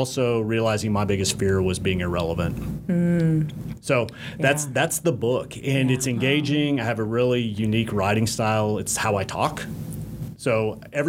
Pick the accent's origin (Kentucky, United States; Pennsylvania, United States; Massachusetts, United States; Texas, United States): Texas, United States; Dallas; also born or lived in Fort Worth, Texas; now in Rainbow, United States; I grew up in Dallas and was living in Fort Worth most recently